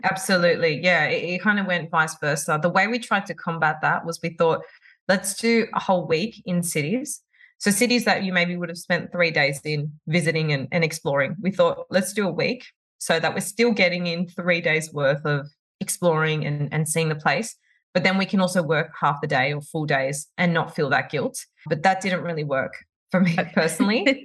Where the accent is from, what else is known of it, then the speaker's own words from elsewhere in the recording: Sydney, New South Wales, Australia; moved away as an adult; now in Dubai, United Arab Emirates; we moved from Sydney, where we've lived our whole lives